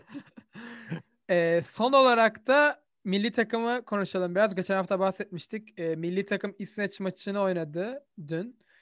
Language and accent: Turkish; Turkey; bir Türk olarak